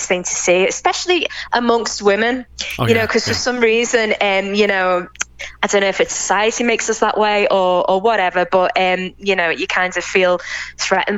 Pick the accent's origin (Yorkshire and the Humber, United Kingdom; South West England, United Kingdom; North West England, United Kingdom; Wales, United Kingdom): North West England, United Kingdom; Liverpool; accent: English; moved away as an adult; now in Jaén, Spain; I am English, obviously, by my accent. I was born in Liverpool in the UK, but I actually spend my time between Spain and the UK.